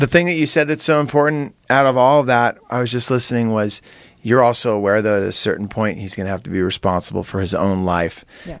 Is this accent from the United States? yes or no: yes; Santa Cruz, California, United States; as a kid growing up in Santa Cruz